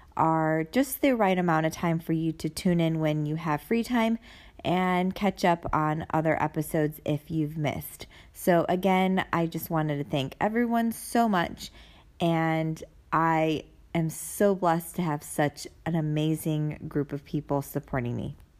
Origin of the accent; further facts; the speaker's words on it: United States; moved away as an adult; now in Germany; I'm Asian and then being American